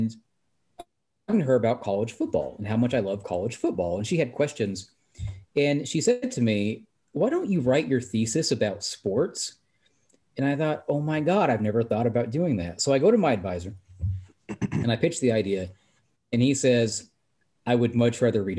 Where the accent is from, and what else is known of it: United States